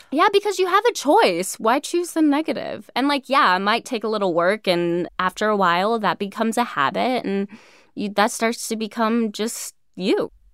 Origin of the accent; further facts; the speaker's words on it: California, United States; also born or lived in New York; me from California, thinking of myself as like just your classic California girl, which I am